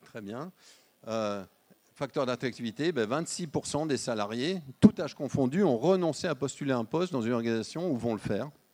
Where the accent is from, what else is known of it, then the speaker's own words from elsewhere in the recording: Lyon, Auvergne-Rhône-Alpes, France; On est lyonnais